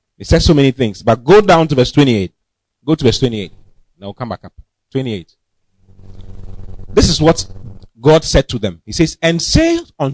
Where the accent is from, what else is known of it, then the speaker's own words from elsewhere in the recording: Accra, Greater Accra, Ghana; moved away as an adult; also born or lived in Kumasi / Kema; now in Accra, Ghana; I was born and bred in Accra